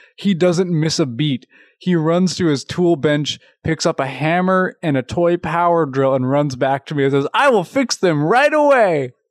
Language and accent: English; Louisville, Kentucky, United States; I'm from Louisville, Kentucky